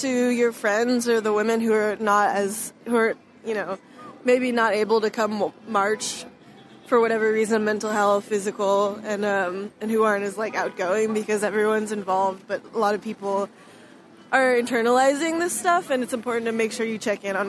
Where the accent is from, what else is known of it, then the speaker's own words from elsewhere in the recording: Colorado, United States; I'm from Colorado.